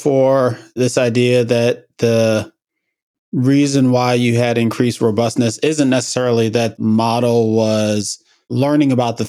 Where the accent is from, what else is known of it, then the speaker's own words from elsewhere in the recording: New York, United States; I'm from New York